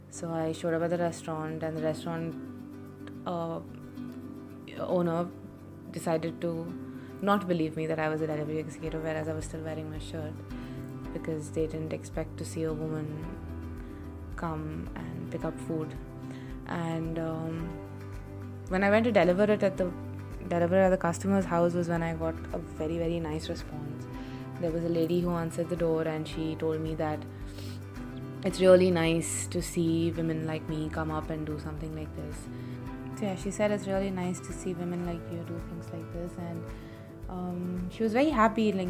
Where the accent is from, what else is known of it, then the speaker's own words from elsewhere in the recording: Hyderabad, Telangana, India; I am 22 years old. I have been born and brought up in Hyderabad.